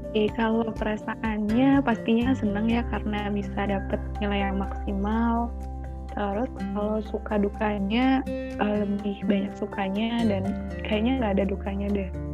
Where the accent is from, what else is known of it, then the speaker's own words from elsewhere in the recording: Batu, East Java, Indonesia; Aku asli dari Kota Batu